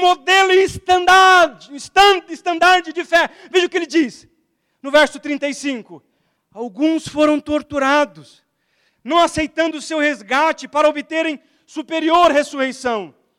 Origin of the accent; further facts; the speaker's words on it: Alagoas, Brazil; Eu sou lagoano, então eu tenho, vocês não percebem, eu tenho um sotaquezinho.